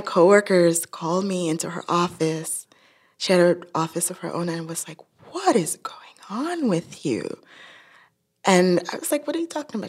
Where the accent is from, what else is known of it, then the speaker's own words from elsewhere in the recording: Nigeria; moved away; I'm from Nigeria